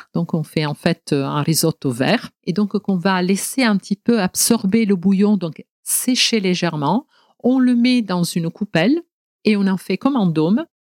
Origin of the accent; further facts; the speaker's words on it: Genoa, Liguria, Italy; French is a second language; moved away as an adult; now in Marseille, France; on est allé ensemble à Gênes, donc dans ma ville natale